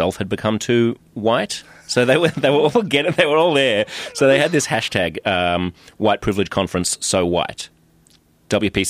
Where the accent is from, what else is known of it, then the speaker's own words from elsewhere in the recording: Australia; accent: Australian; now in United States; I'm Australian